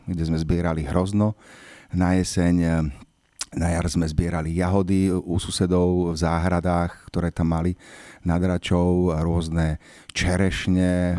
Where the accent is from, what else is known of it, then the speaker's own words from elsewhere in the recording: Bratislava, Bratislava Region, Slovakia; Teda narodil som sa na Bezručovej ulici v Bratislave, ktorá už vlastne neexistuje